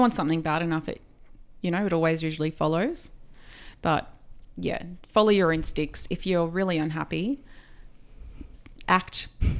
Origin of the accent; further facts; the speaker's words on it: New South Wales, Australia; also born or lived in London; Down from Tweed Heads.